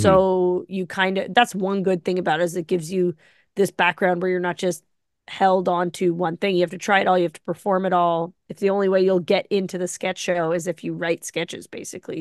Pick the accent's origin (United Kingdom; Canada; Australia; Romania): Canada; Ottawa, Ontario; moved away as an adult; also born or lived in Carp, Ontario; now in Toronto, Canada; I'm from Ottawa